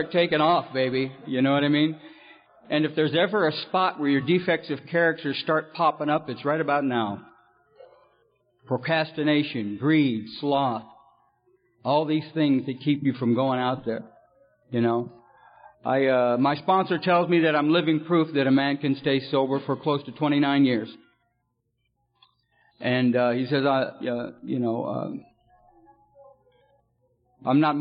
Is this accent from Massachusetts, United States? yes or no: no; California, United States; also born or lived in Detroit, Michigan; I was born in Detroit and I come out to California when I was about 4 years old